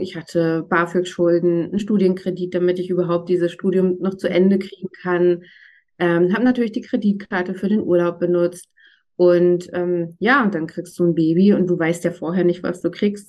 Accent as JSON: {"language": "German", "region": "Northern Germany", "country": "Germany", "tie": "born or raised there", "accent": "Northern German", "moved": "as an adult", "lives_now": "Berlin, Germany", "said": "Ich bin äh, gebürtiges Nordlicht, manchmal kommt das sozusagen akustisch auch ein bisschen durch, bin aber seit 17 Jahren in Berlin"}